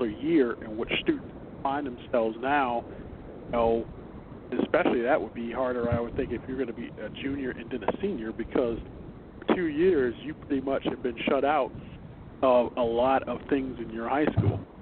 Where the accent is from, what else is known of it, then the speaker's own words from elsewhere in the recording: Chicago, Illinois, United States; as a Chicagoan